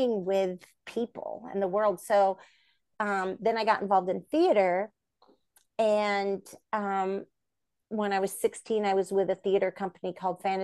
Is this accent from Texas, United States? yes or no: no; Bay Area, Northern California, United States; I'm from the Bay Area, Northern California